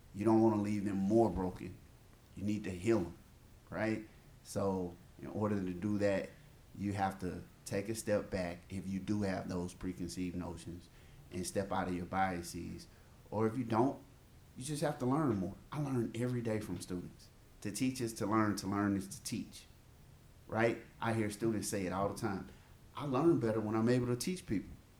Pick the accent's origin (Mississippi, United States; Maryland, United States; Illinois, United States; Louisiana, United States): Mississippi, United States; I'm from the South. I'm from Mississippi.